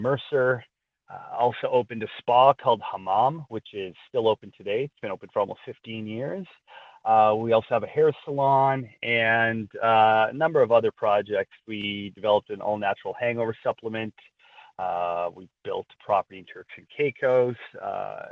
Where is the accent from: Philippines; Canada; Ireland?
Canada; Toronto, Ontario; Growing up in Scarborough, I just always felt like it didn't really quite belong there